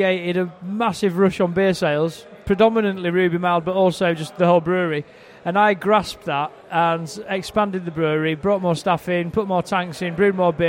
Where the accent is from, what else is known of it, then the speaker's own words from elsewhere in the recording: Harrogate, Yorkshire and the Humber, United Kingdom; I'm from England. 46 years old, if that matters. I grew up in the north of England in Harrogate.